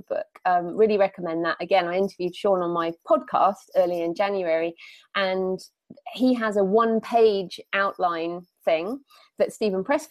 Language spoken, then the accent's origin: English; United Kingdom; Being British